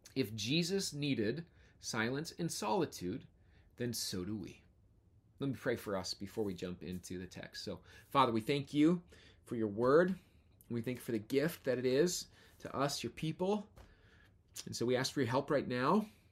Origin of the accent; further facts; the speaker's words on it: United States; As American Christians